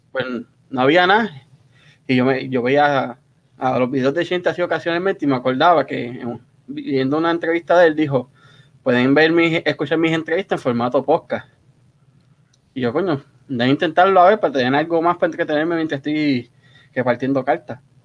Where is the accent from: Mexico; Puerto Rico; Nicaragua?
Puerto Rico; Río Grande; moved away as an adult; now in United States; yo soy puertorriqueño ahí en todos lados